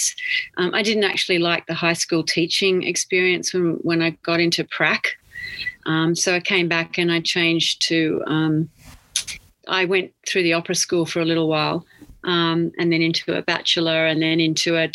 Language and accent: English; Taree, New South Wales, Australia; moved away as an adult; also born or lived in Sydney / Japan; now in New York City, United States; I was born in Taree. On the north coast. Mm-hmm. Yeah. I went to school there and I left Taree when I was 18 and went to Sydney